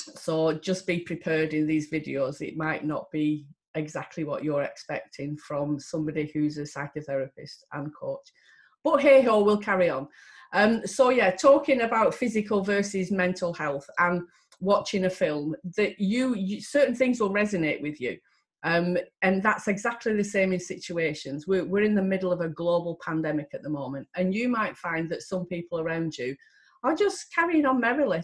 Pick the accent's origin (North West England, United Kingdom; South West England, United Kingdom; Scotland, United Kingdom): North West England, United Kingdom; Lancashire; I am from Lancashire